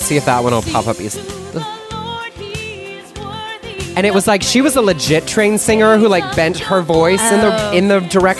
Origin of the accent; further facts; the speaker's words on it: Spring, Texas, United States; also born or lived in Waco, Texas; I was born in Waco, grew up in suburban Houston, went to the first Baptist